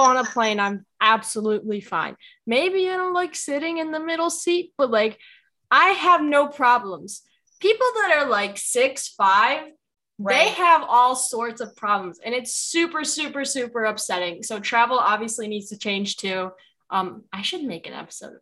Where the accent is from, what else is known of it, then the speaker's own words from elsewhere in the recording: Chicago, Illinois, United States; my hometown team